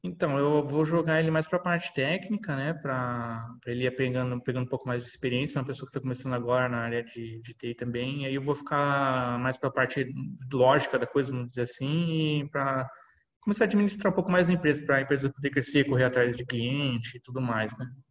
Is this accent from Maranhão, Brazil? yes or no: no; São Paulo, Brazil; Sou de São Paulo, aqui, capital